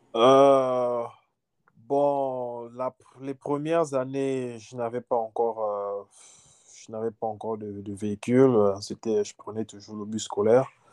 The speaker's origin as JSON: {"language": "French", "country": "Gabon", "also_born_or_lived": "Libreville", "moved": "as an adult", "lives_now": "United States", "said": "Je suis gabonais."}